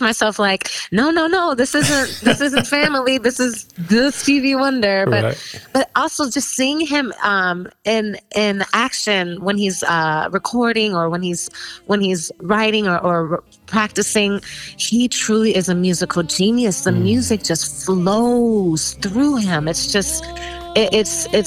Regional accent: Chicago, Illinois, United States; I'm from Chicago

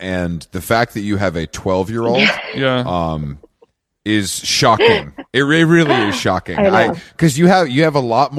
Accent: Atlanta, Georgia, United States; I'm from Atlanta

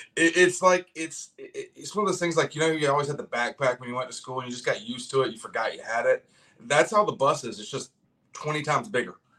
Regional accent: Augusta, Georgia, United States; also born or lived in Columbia, South Carolina / Myrtle Beach, South Carolina / Charleston, South Carolina / Mount Pleasant, South Carolina; now in Greenville, United States; Augusta, Georgia, mainly. I'm from Greenville, South Carolina now. Uh, originally, I grew up in Augusta as well.

